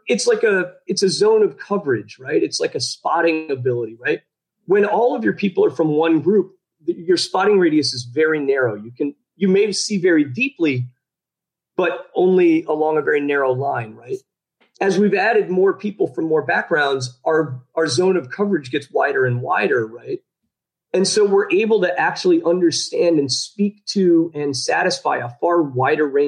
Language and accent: English; Chicago, Illinois, United States; moved away as an adult; now in Belarus; I grew up in the Midwest, right? Actually in Chicago.